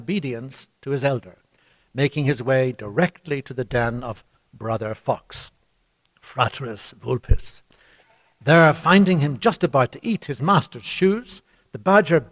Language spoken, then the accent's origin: English; Ireland